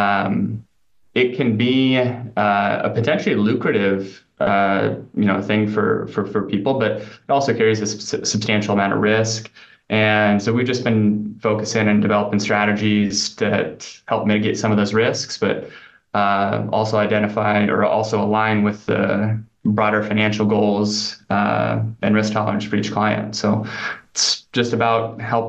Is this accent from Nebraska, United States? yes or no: yes; Nebraska, United States; I grew up in Nebraska, but worked in like upstate New York and Pennsylvania, Massachusetts.